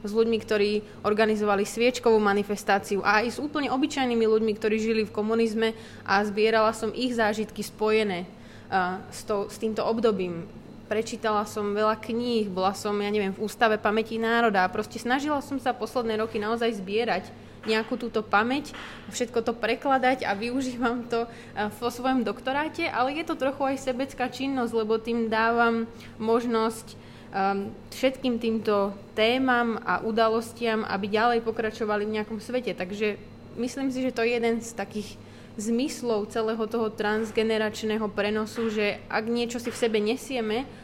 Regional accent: Slovakia; now in United Kingdom; odkiaľ som, som zo Slovenska

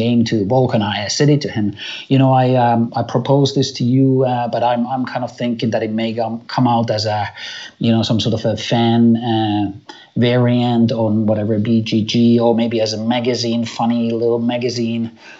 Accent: Finland; moved away as an adult; now in Germany; I was born and raised in Finland, and now I live in Germany, you know, with my family and work here

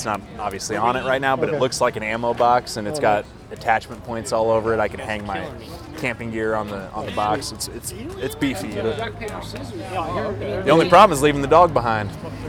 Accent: Westfield, United States; Yeah, I grew up in Westfield, but I live kind of on the southwest side now. Mars Hill area.

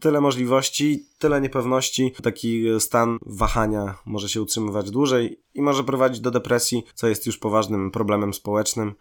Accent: Łomża, Podlaskie Voivodeship, Poland; moved away as an adult; also born or lived in Gdańsk-Wrzeszcz / Sopot; now in Gdańsk, Poland; z mojego rodzinnego miasta Złomży

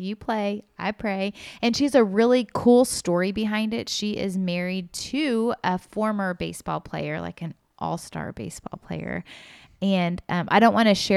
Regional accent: Kansas City, United States; I was born in Kansas City

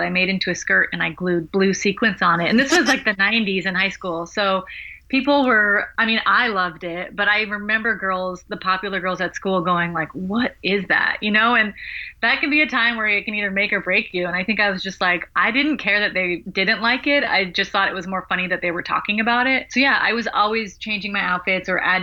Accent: Los Angeles, California, United States; I'm from Los Angeles

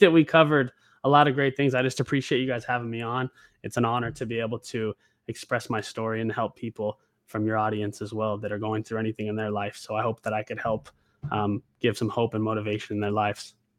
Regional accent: Oregon, United States; moved away as an adult; now in Los Angeles, United States; I'm actually from Oregon originally. I moved to L A about seven years ago.

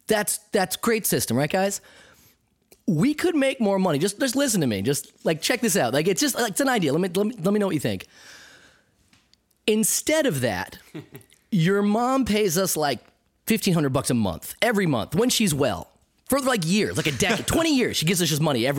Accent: United States; as an American

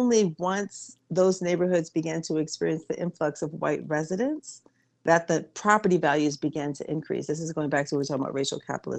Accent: Washington, District of Columbia, United States; the neighborhood where I grew up in Petworth

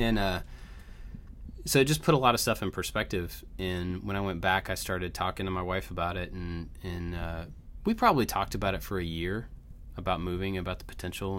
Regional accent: Kentucky, United States; moved away; also born or lived in Georgia; we moved from Georgia to Kentucky

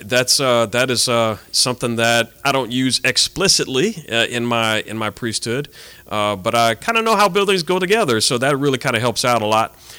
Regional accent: Abbeville, Louisiana, United States; also born or lived in Colorado; now in Lafayette, United States; I am from Abbeville

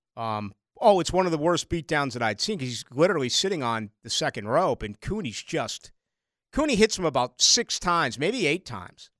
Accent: Brockton, Massachusetts, United States; now in Jacksonville, United States; where I grew up in Brockton, Massachusetts.

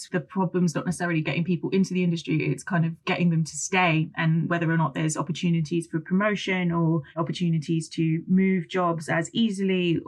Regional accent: United Kingdom; I identify as more British and I grew up in a more white area

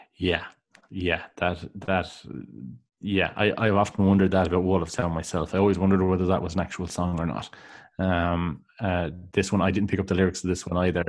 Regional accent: Ireland; growing up in Ireland

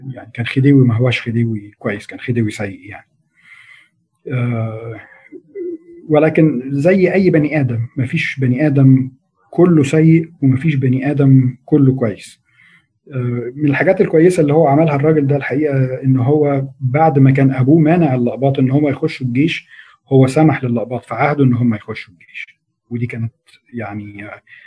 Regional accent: Egypt

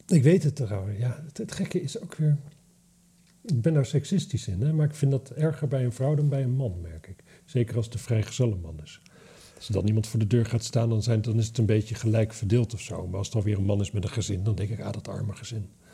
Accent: Drenthe, Netherlands; ik kom uit Drenthe

